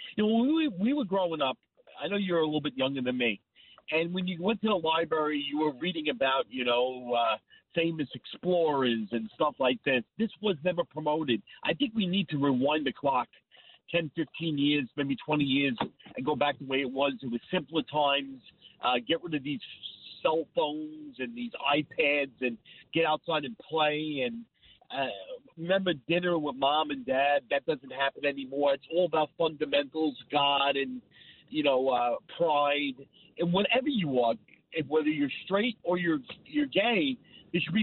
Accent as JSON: {"language": "English", "town": "Smithtown", "region": "New York", "country": "United States", "tie": "born or raised there", "said": "I grew up in the Smithtown School District."}